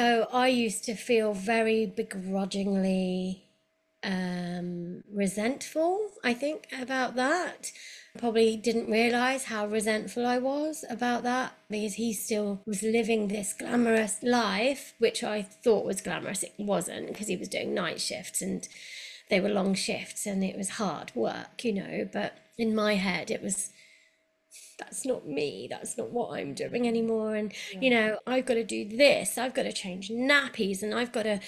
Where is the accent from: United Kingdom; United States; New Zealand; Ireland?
United Kingdom; London; moved away as an adult; now in Cirencester, United Kingdom; I'm a Londoner